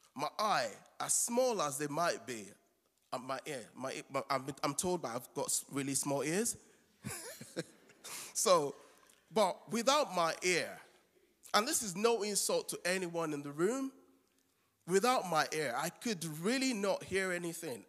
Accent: Nigeria; moved away

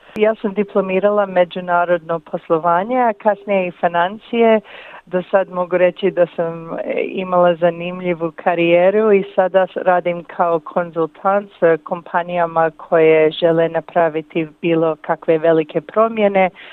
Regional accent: Windsor, Ontario, Canada; moved away as an adult; also born or lived in Zagreb, Croatia / Lika, Croatia; now in Melbourne, Australia; sam rođena u Kanadi

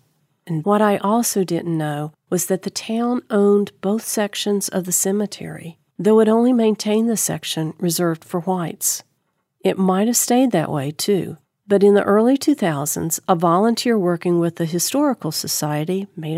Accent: Bluefield, Virginia, United States; I grew up in Bluefield, Virginia, across the street from the town cemetery.

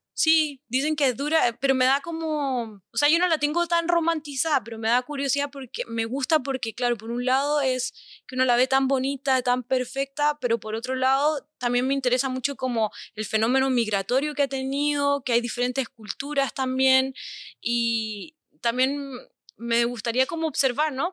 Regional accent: Chile; yo soy chilena, también conozco algunas asociaciones de mi país

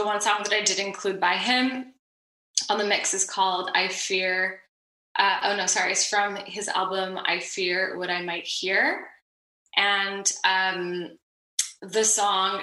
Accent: Montreal, Quebec, Canada; I'm from Montreal and I am bilingual

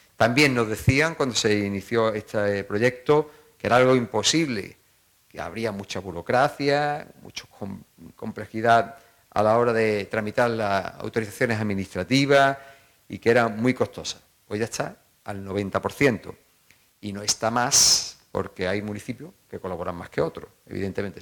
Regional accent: Province of Málaga, Andalusia, Spain; o los acantilados de Maro, ¿eh? o el Cantar, en mi pueblo

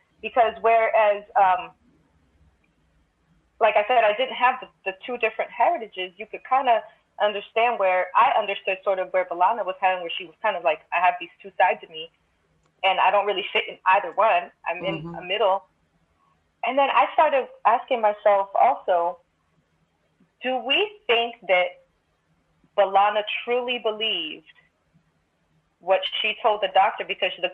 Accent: New York City, New York, United States; both of my parents are Dominican, but I grew, I grew up in Crown Heights, Brooklyn

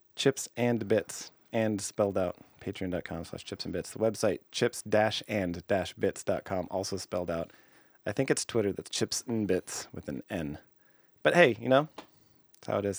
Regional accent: Canada; I'm Canadian

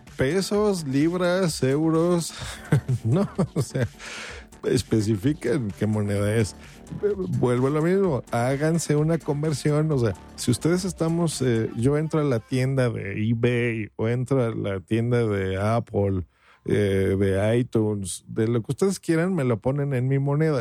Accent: Mexico; aquí en mi país, hablo por México

